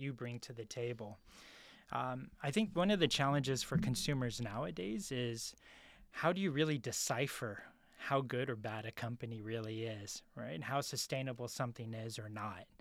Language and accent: English; San Francisco, California, United States; I'm originally from San Francisco, multiracial family